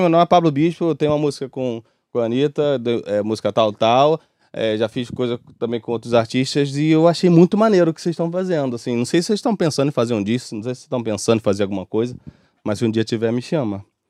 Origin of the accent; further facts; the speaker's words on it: Rio de Janeiro, Brazil; eu sou de comunidade e tudo mais. É, nascido e criado em Bangu